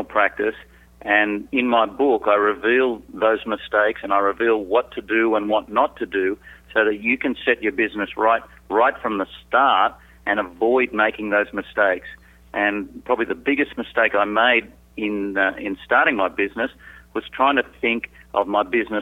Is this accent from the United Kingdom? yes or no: no; Sydney, New South Wales, Australia; also born or lived in Southeast Asia; I'm from Sydney, Australia. I was born, I like to say I was made in Australia, but I was born overseas, lived my first 2 years in Southeast Asia.